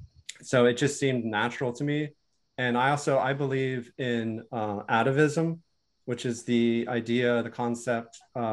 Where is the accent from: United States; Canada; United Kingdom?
United States; dad was from France, and my grandmother was from Germany. So I'm half European. I was born in the United States, but my father was born in Europe.